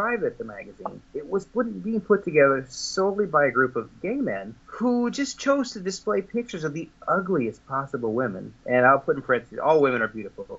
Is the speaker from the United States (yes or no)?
yes; West Coast, United States; where I grew up on the West Coast